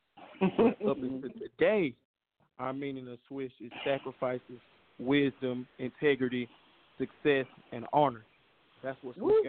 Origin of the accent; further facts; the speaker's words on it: Memphis, Tennessee, United States; also born or lived in Little Rock / Long Beach, California / Atlanta; I'm from Memphis, 10